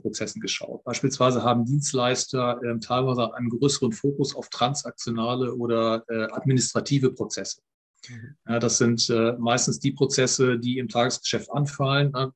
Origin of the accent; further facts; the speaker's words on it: Germany; bei uns in Deutschland